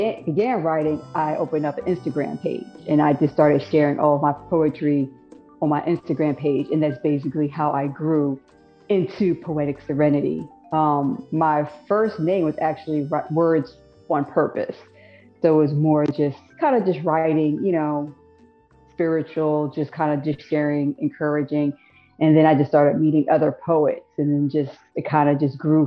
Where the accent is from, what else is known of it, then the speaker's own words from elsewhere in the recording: New Jersey, United States; moved away as an adult; now in Philadelphia, United States; I'm originally from Jersey, so I'm truly a Jersey girl, but been in Philadelphia for about over 20 years.